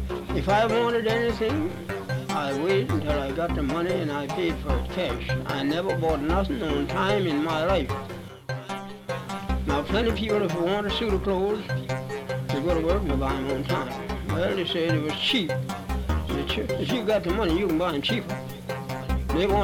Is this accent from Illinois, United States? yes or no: no; Charlottesville, Virginia, United States; I was born in Charlottesville, Virginia